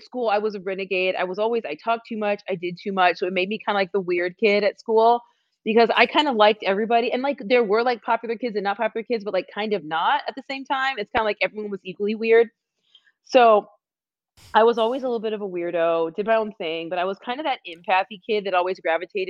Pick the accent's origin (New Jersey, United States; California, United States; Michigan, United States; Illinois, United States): California, United States; Anaheim; also born or lived in Los Angeles; I was born in Los Angeles. I grew up in Orange County